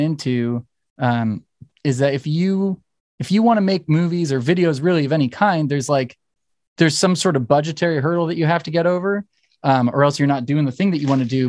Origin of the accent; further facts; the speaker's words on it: Torrance, California, United States; I'm from Torrance, so I, I mean, I grew up with the dudes in …